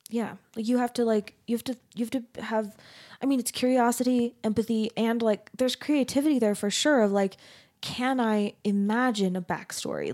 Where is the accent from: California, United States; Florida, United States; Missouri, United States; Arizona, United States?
Arizona, United States; I grew up in Arizona